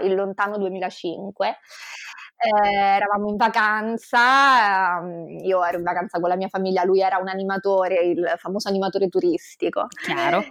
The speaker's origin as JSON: {"language": "Italian", "town": "Rome", "region": "Lazio", "country": "Italy", "tie": "born or raised there", "moved": "as an adult", "lives_now": "Venice, Italy", "said": "vivo a Venezia anche se mm, io sono romana di nascita, vivo a Venezia da 5 anni"}